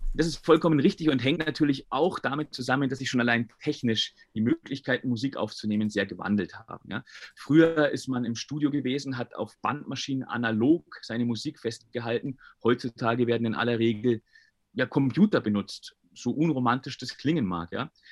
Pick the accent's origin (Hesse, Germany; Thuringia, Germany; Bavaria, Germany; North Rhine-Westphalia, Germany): Bavaria, Germany; Bayreuth; also born or lived in Carinthia, Austria; Geboren bin ich allerdings, wenn man der Geburtsurkunde glauben mag, in der Kulmbacher Straße